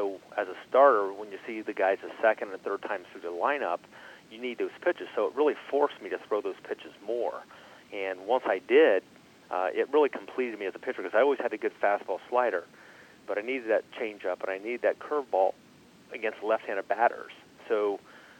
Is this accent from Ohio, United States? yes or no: yes; Wellston, Ohio, United States; moved away; I grew up about 100 miles east of Cincinnati, in a small town in southern Ohio, Wellston, Ohio